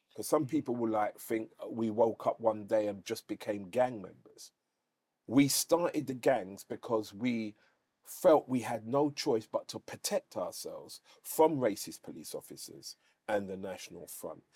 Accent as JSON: {"language": "English", "region": "London", "country": "United Kingdom", "said": "we're from London."}